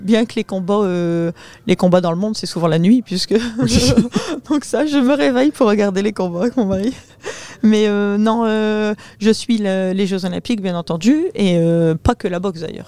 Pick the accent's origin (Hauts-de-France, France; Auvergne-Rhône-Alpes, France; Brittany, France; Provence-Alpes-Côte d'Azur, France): Hauts-de-France, France; Saint-Pol-sur-Mer; chez nous à Saint-Paul